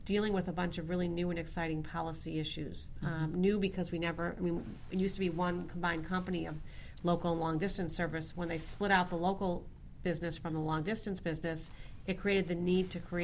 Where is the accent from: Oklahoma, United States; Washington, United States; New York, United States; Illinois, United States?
Illinois, United States; Chicago; I grew up in the Chicagoland area.